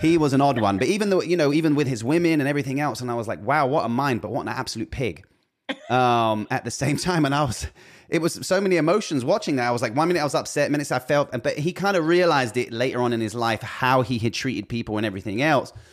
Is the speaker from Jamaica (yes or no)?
no; United Kingdom; being British